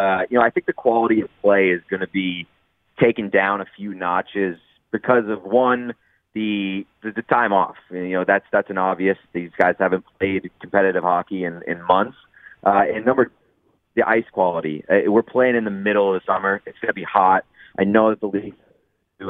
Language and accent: English; Boston, Massachusetts, United States; I'm from Boston